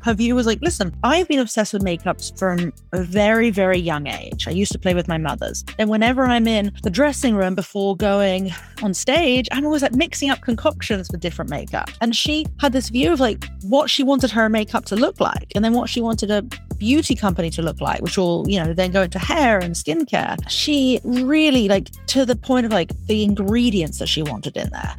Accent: England, United Kingdom; moved away as an adult; I grew up in England

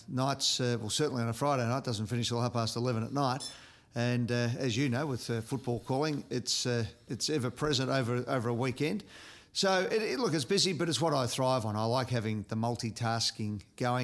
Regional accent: Broadmeadows, Victoria, Australia; moved away as an adult; also born or lived in South Melbourne / Sydney; I grew up in Broadie. I didn't leave until I was 23 years of age.

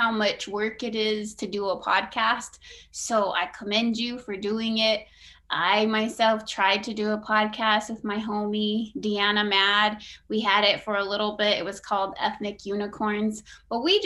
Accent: Oklahoma, United States; also born or lived in Flagstaff, Arizona / Carnegie, Oklahoma / Anadarko, Oklahoma; we really planted in Oklahoma and stayed put and just stayed there. And, it was a typical Oki childhood

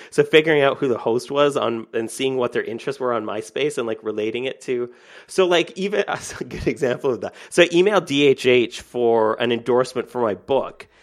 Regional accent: Canada; I'm Canadian

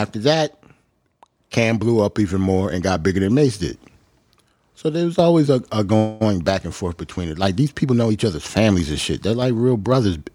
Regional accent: New York City, New York, United States; I'm a New Yorker

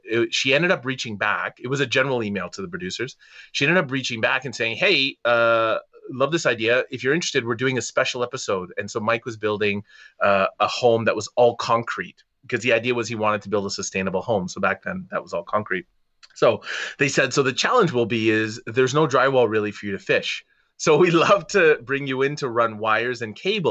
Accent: Toronto, Ontario, Canada; I was from Toronto

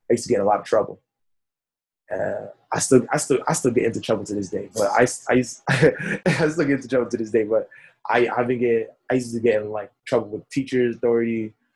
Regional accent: New York City, New York, United States; I was born in Brooklyn, went to Kings mm-hmm. County Hospital over here in East Flatbush

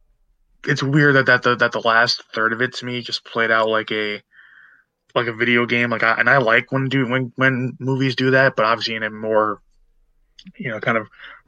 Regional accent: United States; us being American

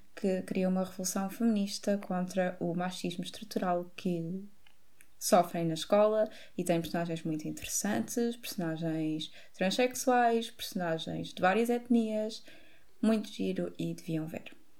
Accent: Montijo, Setúbal, Portugal; nós somos do Montijo

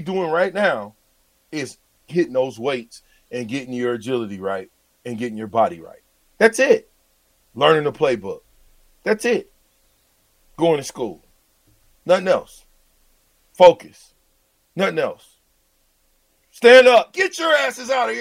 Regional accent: Nebraska, United States; I'm from Nebraska

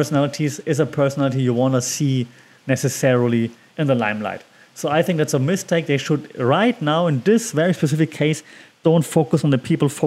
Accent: Germany; because I'm from Germany

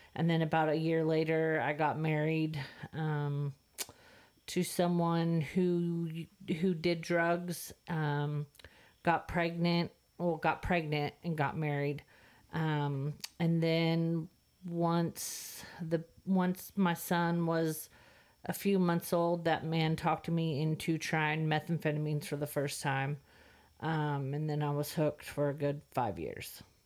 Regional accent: Santa Clara, California, United States; moved away as an adult; also born or lived in the Delta, California; now in Texas, United States; I was born in Santa Clara, California

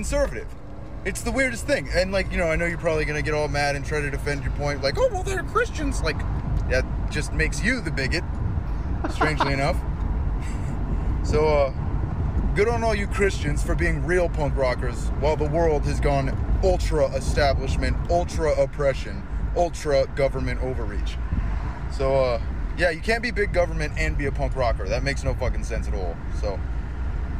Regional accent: New York, United States; I grew up in New York

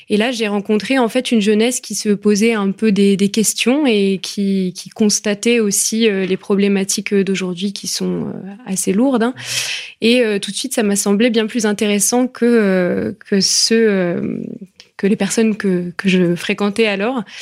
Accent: France; je suis française. C'est un pays catholique

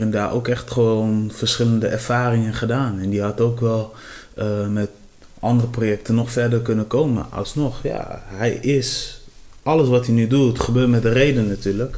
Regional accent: Cape Verde; ik kom van de Café des Eilanden

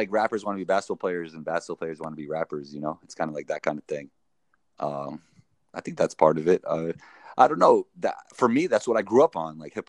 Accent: New York City, New York, United States; I grew up in Riverdale.

